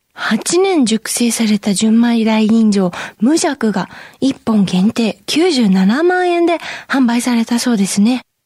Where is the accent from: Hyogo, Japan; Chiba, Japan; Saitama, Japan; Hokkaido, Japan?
Chiba, Japan; 千葉県出身なので